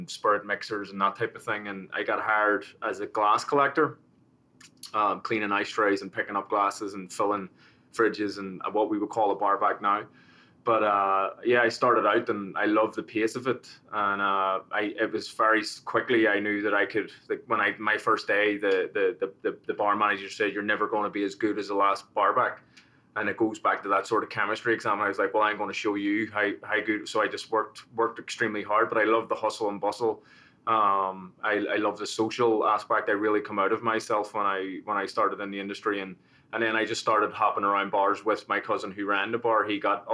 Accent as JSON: {"language": "English", "town": "Belfast", "region": "Northern Ireland", "country": "United Kingdom", "tie": "born or raised there", "also_born_or_lived": "Manhattan, New York", "moved": "yes", "lives_now": "Paramus, United States", "said": "I was born in Belfast, in North Belfast, and that was during the time of the Troubles and the sort of the civil conflict. And I grew up, I went through school"}